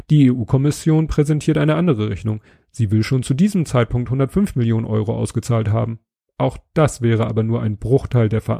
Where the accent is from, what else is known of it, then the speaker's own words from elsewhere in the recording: Hamburg, Germany; Ich bin Hamburger, das merkt man.